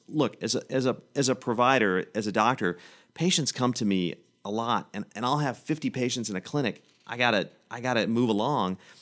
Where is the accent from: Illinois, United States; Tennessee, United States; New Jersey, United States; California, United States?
Tennessee, United States; Manchester; also born or lived in Hillsboro, Tennessee; now in Nashville, United States; I grew up in Manchester, I grew up in Hillsborough, Tennessee